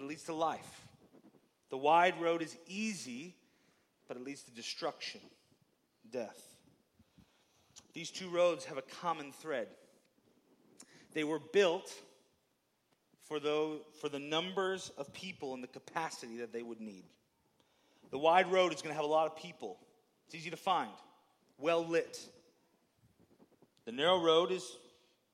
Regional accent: Baraboo, Wisconsin, United States; I grew up in the Baraboo area and just grew up going to Devil's Lake

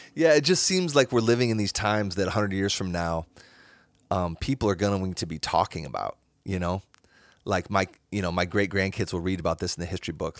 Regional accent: Cedar Falls, Iowa, United States; I grew up in Cedar Falls, Iowa

